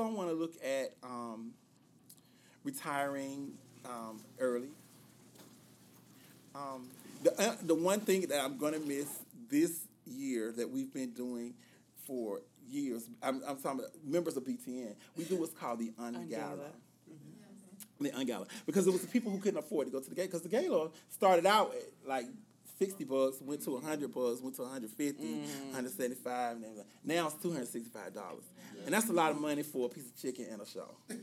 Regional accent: Greensboro, North Carolina, United States; born or raised there

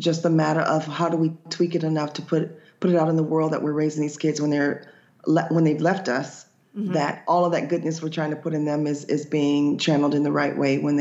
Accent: Boca Raton, Florida, United States; also born or lived in Georgia; I was born and raised in Florida, and I moved to Georgia for a couple of years to teach, but came back home. So Boca Raton is kind of where I grew up for the most part.

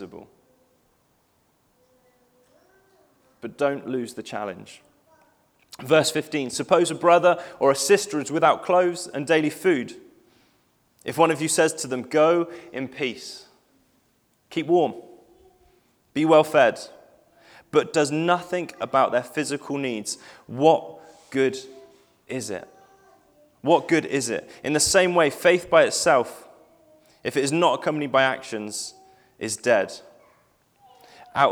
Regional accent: Cheddar, South West England, United Kingdom; I spent time growing up in Cheddar

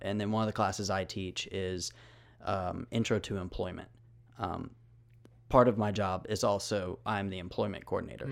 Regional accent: Memphis, Tennessee, United States; I am originally from Memphis

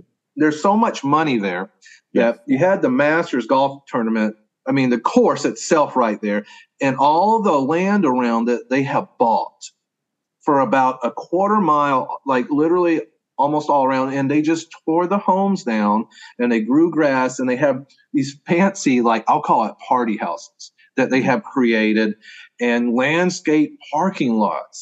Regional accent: Augusta, Georgia, United States; moved away as an adult; also born or lived in Tennessee / North Dakota; now in Oklahoma, United States; I grew up in Augusta, Georgia, right on the Savannah River on the eastern side of South Carolina

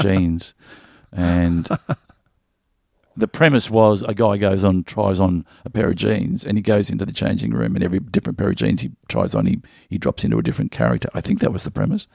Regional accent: Melbourne, Victoria, Australia; I, I grew up in the northern suburbs in Strathmore

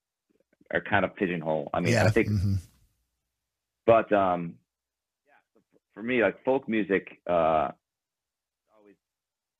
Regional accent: Shenandoah Valley, Virginia, United States; born or raised there; first language Ukrainian; English is a second language

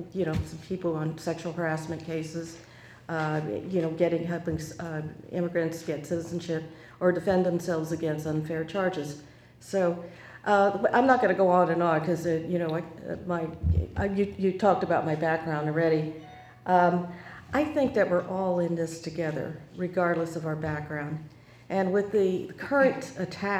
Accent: Montgomery County, Maryland, United States; also born or lived in Texas; I was raised in Montgomery County

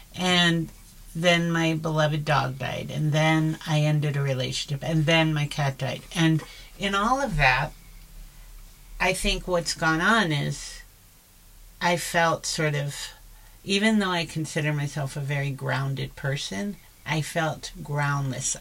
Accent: South Florida, United States; I grew up in South Florida

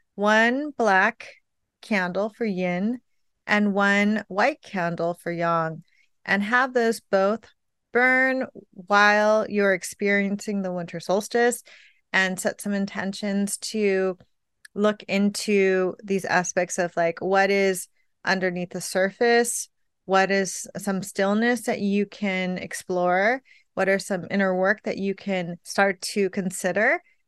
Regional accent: California, United States; now in New York, United States; I'm from California where it never snowed

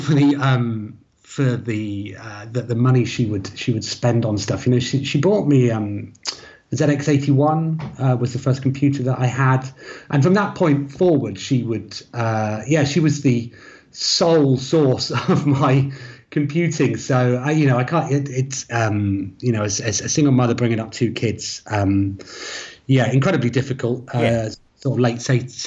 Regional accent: Bournemouth, South West England, United Kingdom; I grew up in Bournemouth, a seaside town in the south

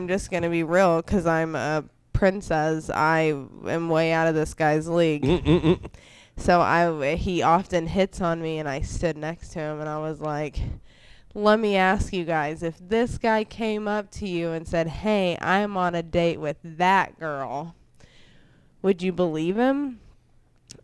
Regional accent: Fayetteville, Arkansas, United States; I'm from Arkansas, Fayetteville, Arkansas

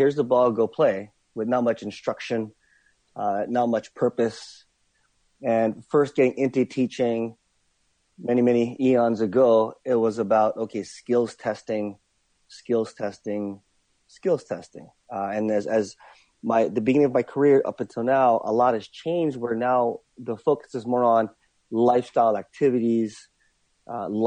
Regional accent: Wailuku, Hawaii, United States; also born or lived in San Francisco; Grew up right here where I'm living now in Wailuku on Maui

